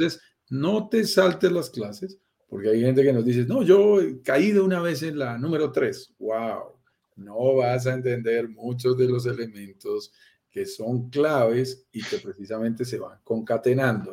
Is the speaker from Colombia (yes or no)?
yes; Andes mountains, Andean region, Colombia; accent: Colombian; Soy colombiano, lo notarás en mi acento, nací en estas montañas de los Andes